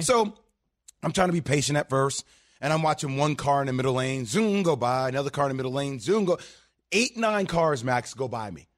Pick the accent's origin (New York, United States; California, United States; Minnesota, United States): New York, United States; I'm a New Yorker